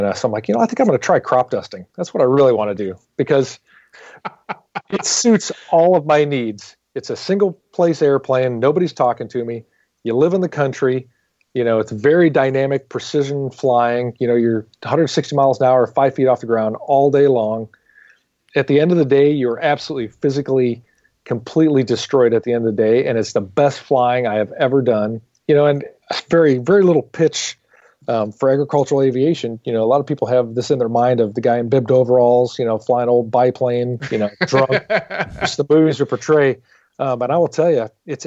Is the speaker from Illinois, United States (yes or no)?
yes; Illinois, United States; moved away; I came from a tiny little farming community in Illinois. And so I kind of grew up, you know, as a pseudo farmer, baled hay